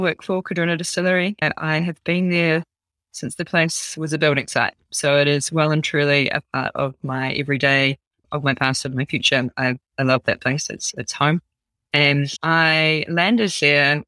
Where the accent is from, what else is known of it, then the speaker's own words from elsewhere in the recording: New Zealand; I'm a Kiwi girl through and through.